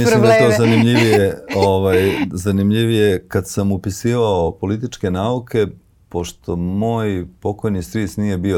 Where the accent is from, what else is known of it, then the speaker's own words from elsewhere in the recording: Pljevlja, Pljevlja Municipality, Montenegro; moved away; ja sam pljevlja